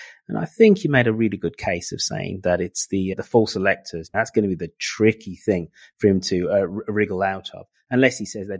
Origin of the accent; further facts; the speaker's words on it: United Kingdom; as a Brit